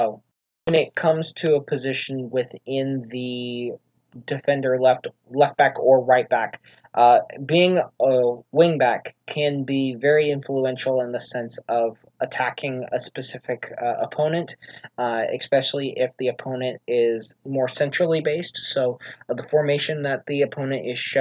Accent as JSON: {"language": "English", "country": "United States", "said": "being an American"}